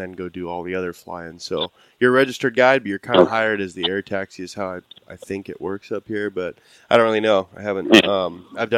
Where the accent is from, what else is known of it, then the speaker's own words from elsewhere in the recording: Idaho, United States; just Idaho